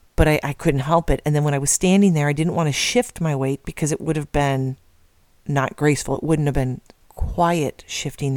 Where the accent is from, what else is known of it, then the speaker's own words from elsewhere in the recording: Midwest, United States; moved away; I'm from the Midwest originally, but family from Iowa and Nebraska